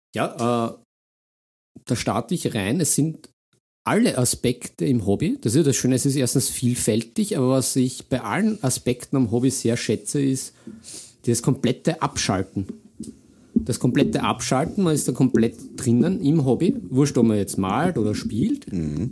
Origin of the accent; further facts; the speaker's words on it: Vienna, Austria; bin ja Wiener durch und durch